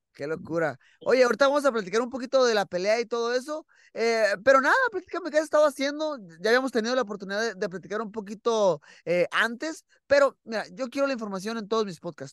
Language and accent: Spanish; Mexico; para nosotros como mexicanos